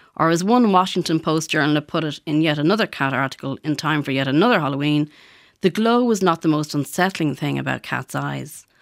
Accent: Ballymun, Leinster, Ireland; growing up in Ballymun in the 70s

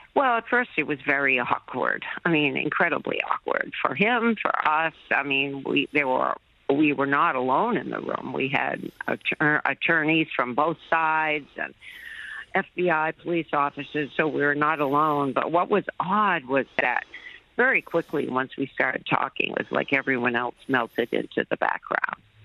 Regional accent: United States; as an American

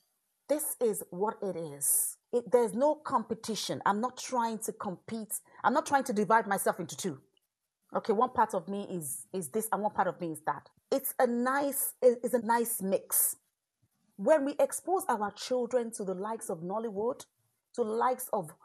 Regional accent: Ireland; born there; I am Irish by birth. I am of Nigerian stock, Nigerian heritage, African descent.

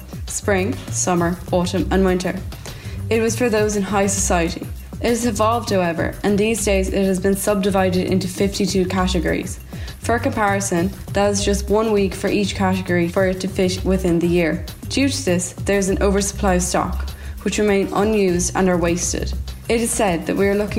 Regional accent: County Waterford, Munster, Ireland; I'm from County Waterford.

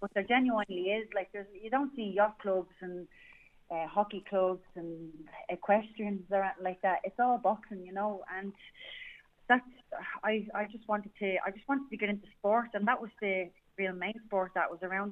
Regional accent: Dublin, Leinster, Ireland; I'm from Dublin One, the best part of Dublin

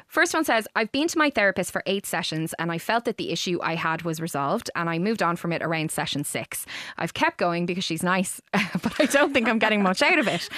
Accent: Ireland; as Irish people

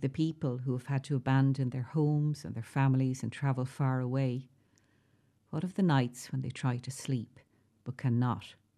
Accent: South-East Ireland, Ireland; also born or lived in Dublin / West Wicklow; now in County Waterford, Ireland; the accents in the southeast are the voices I grew up with.

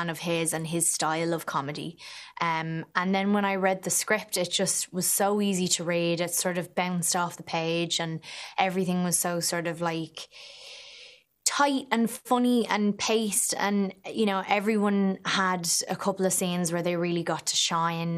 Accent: Ireland; accent: Irish; It was really nice to finally enjoy being Irish

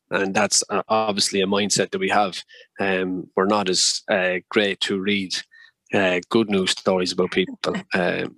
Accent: Kildare, Leinster, Ireland; I was from Kildare

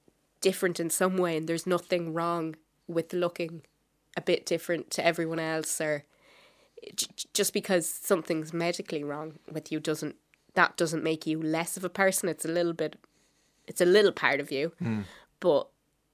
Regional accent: Wexford, Leinster, Ireland; I am from Wexford

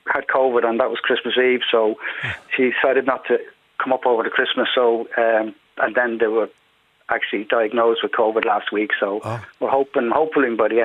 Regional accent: Lucan, Leinster, Ireland; now in Leixlip, Ireland; I was born in Dublin, actually.

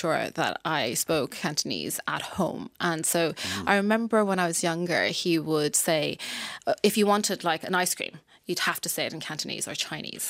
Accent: Ireland; I am from Ireland, they were like, England? No, I'm from Ireland.

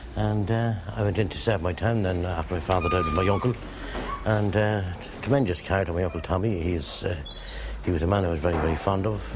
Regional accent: Drogheda, Leinster, Ireland; I was born and raised in Drogheda. All my family are in, in, in the town.

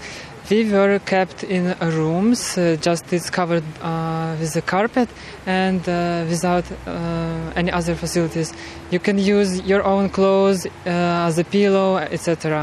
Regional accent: Kyiv, Ukraine; moved away as an adult; now in Ireland; I'm from Kyiv capital.

